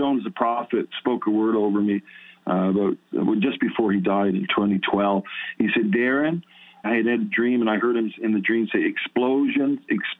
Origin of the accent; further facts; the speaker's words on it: Ottawa, Ontario, Canada; I'm from Ottawa